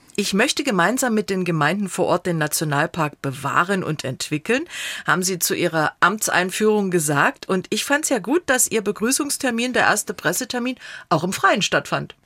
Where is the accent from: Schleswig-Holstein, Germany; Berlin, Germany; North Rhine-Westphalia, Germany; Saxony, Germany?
Saxony, Germany; Radeberg; ich bin äh, in Radeberg aufgewachsen